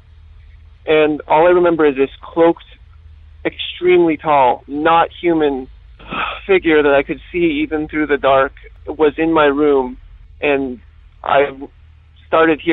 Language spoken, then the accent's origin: English; Pennsylvania, United States; from Pennsylvania